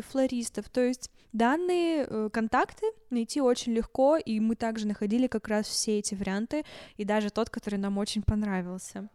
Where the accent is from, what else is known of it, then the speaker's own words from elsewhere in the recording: Yekaterinburg, Sverdlovsk Oblast, Russia; мы из Екатеринбурга